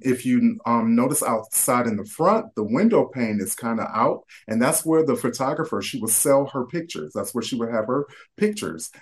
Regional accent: Detroit, Michigan, United States; I am born and raised in Detroit, um, born on the west side of Detroit.

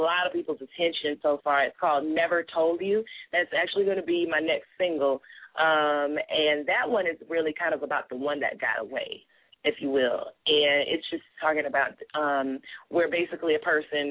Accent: Columbia, South Carolina, United States; I'm from Columbia, South Carolina. You know, I'm a Southern girl, a country girl

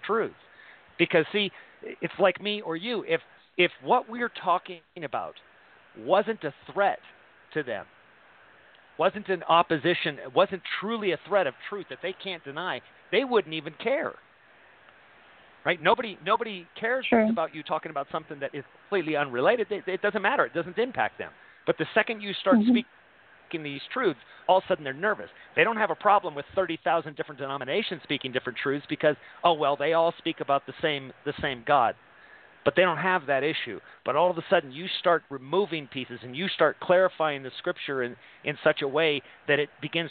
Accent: San Bernardino, California, United States; I was born in San Bernardino

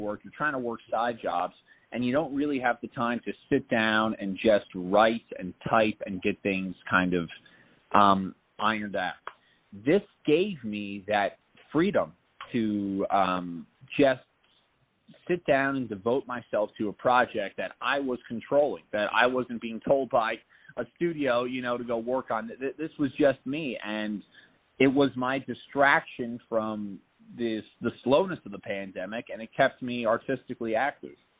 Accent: Point Pleasant, New Jersey, United States; moved away; also born or lived in New York; we're both from the Jersey Shore. I grew up in a small town

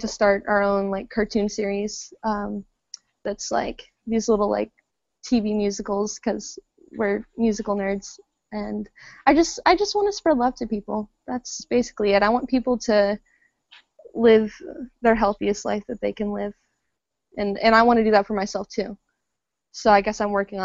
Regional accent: Phoenix, Arizona, United States; I'm from Phoenix, Arizona

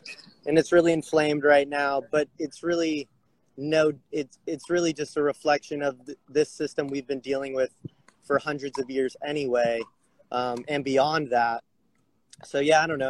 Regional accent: Huntington Beach, California, United States; moved away as an adult; also born or lived in Bend, Oregon; I'm actually calling from Huntington Beach, California. So okay. I've been living in Bend, Oregon, the past couple years, but uh, kind of came home amid this whole pandemic thing

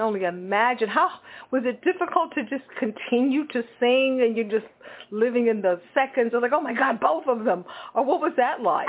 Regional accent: Texas, United States; am from Texas, and I know exactly where Killeen, Texas is

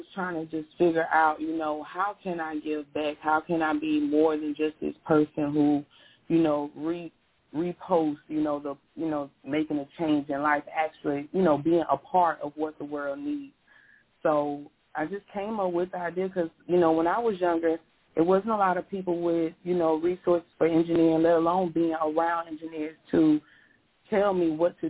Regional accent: Pensacola, Florida, United States; I was born and raised in Pensacola, Florida

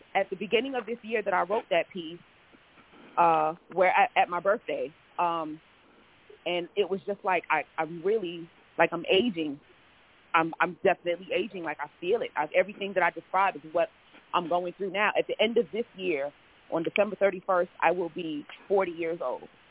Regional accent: New York City, New York, United States; moved away as an adult; now in Houston, United States; I'm originally from New York City, uh, Brooklyn and Queens

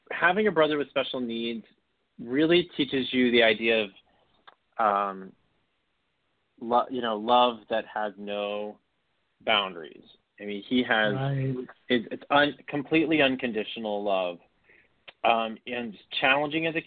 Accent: Beaumont, Texas, United States; also born or lived in Orange, Texas; I grew up about an hour and a half east of Houston in Beaumont, Texas

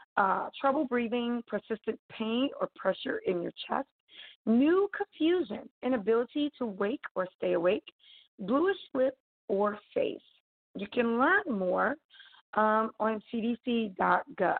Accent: United States; as an American

